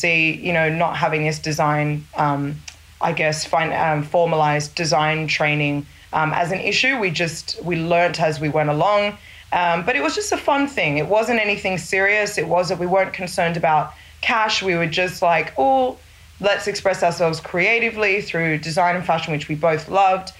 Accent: Australia; moved away as an adult; also born or lived in Sydney; now in Lagos, Nigeria; I was born and raised in Australia

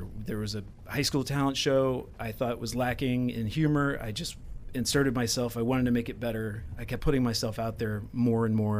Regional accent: Parkersburg, West Virginia, United States; Parkersburg, West Virginia

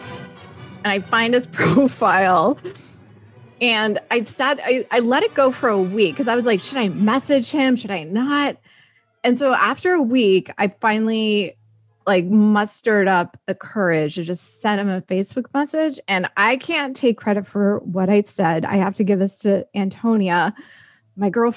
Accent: Northern California, United States; California and like Northern California, just like me

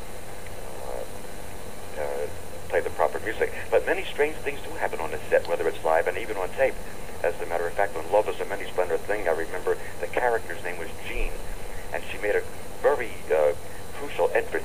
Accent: Philadelphia, Pennsylvania, United States; now in New York, United States; my hometown happens to be Philadelphia

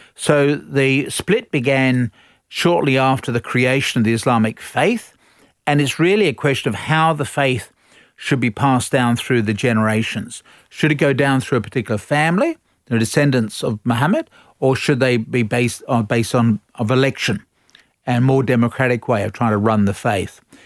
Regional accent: Australia; we're all Australian

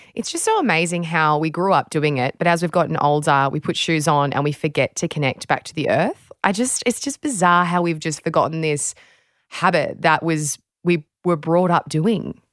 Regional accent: Australia

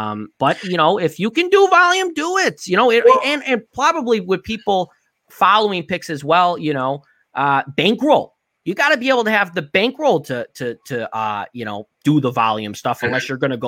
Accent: Chicago, Illinois, United States; I'm from Chicago

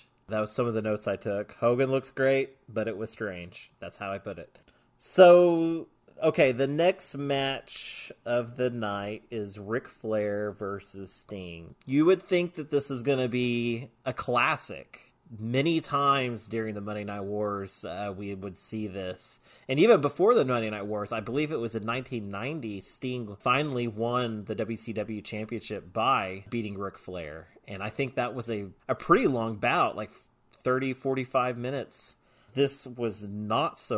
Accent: Oklahoma, United States; I'm from Oklahoma, and I don't talk anything like

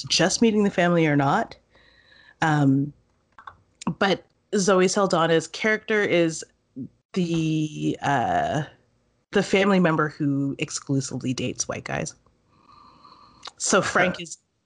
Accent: Canada; we are Canadian

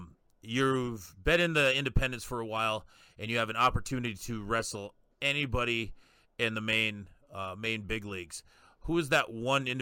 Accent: South Dakota, United States; I'm also from South Dakota

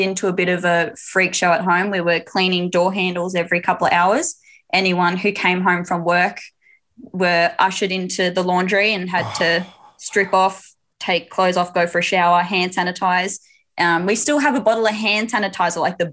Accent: Queensland, Australia; I hail from the sunny state of Queensland

